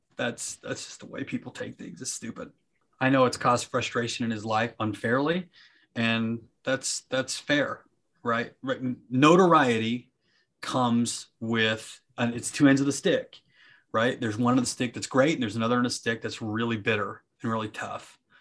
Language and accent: English; Nephi, Utah, United States; moved away as an adult; also born or lived in Staten Island, New York; now in Florida, United States; when I grew up in Nephi, my brothers and I, we were the minority